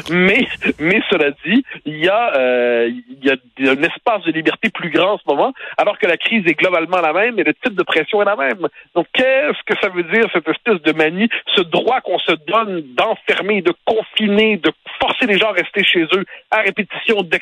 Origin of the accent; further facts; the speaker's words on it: Quebec, Canada; en tant que Québécois, on a traversé des crises, on a traverser une autre.